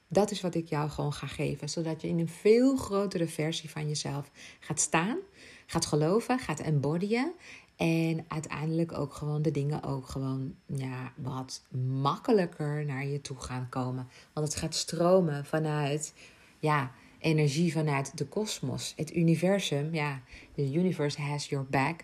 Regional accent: Ibiza, Balearic Islands, Spain; moved away; Ik ben geboren op Ibiza

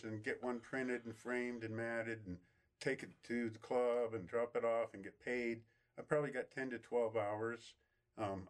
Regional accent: Denver, Colorado, United States; I was born and raised in Denver

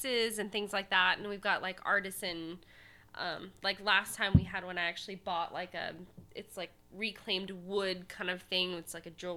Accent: Houston, Texas, United States; I'm from Houston.

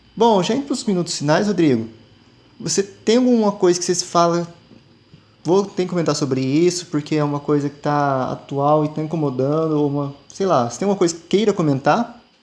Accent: South Region, Brazil; Eu só nasci aqui

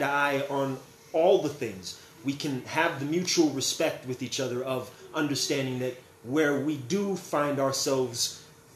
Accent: California, United States; also born or lived in Las Vegas, Nevada; now in Sioux Falls, United States; I am originally from California, moved out here by way of Las Vegas, Nevada

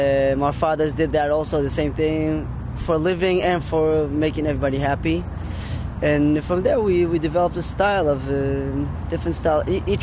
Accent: Israel; I come from Israel

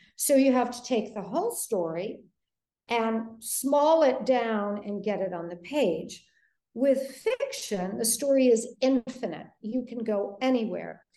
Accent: Detroit, Michigan, United States; moved away; I grew up in Detroit

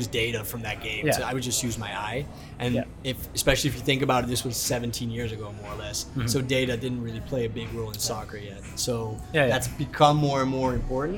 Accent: Aruba; moved away as an adult; also born or lived in Netherlands; Growing up in Aruba

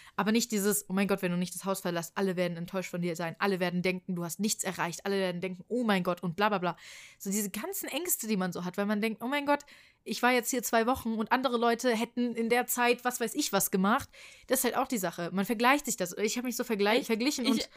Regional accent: Frankfurt, Hesse, Germany; ich komme aus Frankfurt

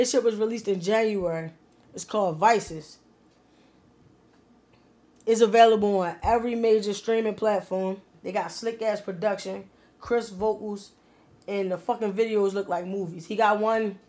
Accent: Baltimore, Maryland, United States; born or raised there

